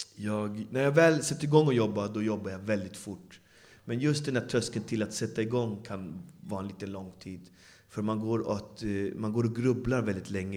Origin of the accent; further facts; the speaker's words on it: Botkyrka, Stockholm County, Sweden; jag växte upp i Alby där det bor, jag vet inte hur många nationaliteter, men hela världen bor där